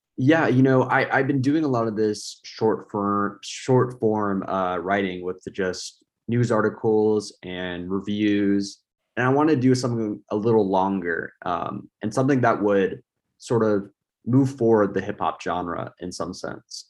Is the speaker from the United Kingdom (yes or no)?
no; United States; I'm an American.